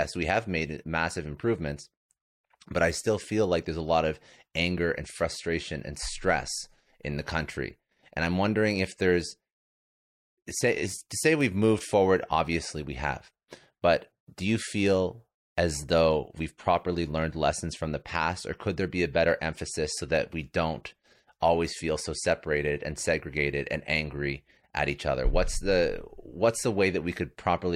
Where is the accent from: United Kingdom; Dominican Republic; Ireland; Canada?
Canada; I'm Canadian